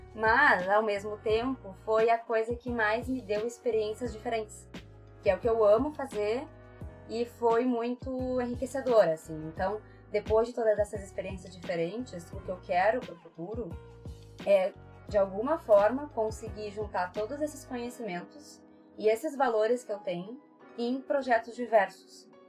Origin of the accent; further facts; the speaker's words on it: Porto Alegre, Rio Grande do Sul, Brazil; eu sou de Porto Alegre, sempre fui de Porto Alegre.